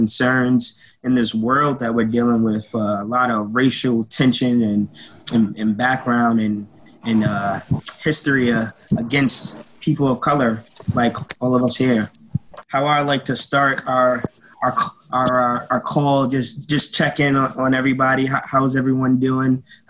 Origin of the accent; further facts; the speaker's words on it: New York City, New York, United States; now in Long Beach, United States; And first, I'd like to tell you, I am from the Bronx, New York. Bronx in the house. Well, I am currently living in the Long Beach area.